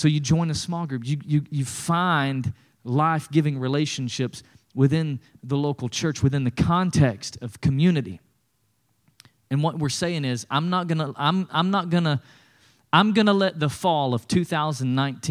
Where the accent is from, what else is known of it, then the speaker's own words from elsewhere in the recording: East Tennessee, United States; When I was growing up in East Tennessee